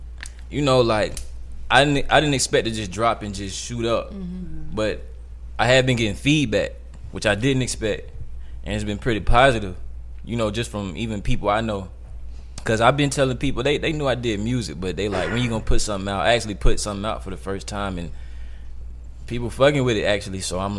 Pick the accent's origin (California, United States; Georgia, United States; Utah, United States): Georgia, United States; Decatur; Like I'm from the South, I'm from Decatur